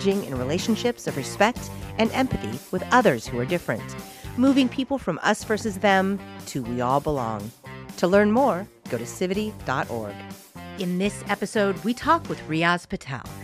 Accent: San Francisco, California, United States; I said, oh, San Francisco

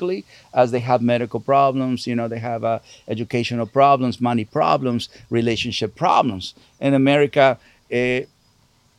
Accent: Sinaloa, Mexico; moved away; I'm from Sinaloa.

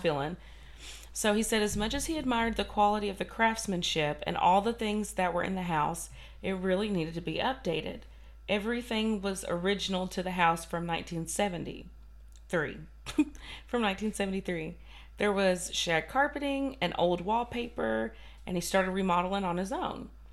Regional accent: Kentucky, United States; I'm from Kentucky and I can't say like Polly and Po, and Polly.

